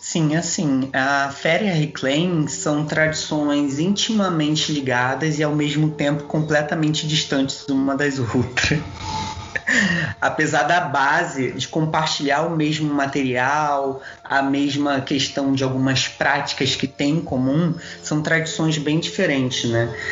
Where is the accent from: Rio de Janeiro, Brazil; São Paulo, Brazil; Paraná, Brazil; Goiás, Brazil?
Rio de Janeiro, Brazil; Duque de Caxias; centro da minha cidade natal, que é aqui do lado do Rio de Janeiro, que é Duque de Caxias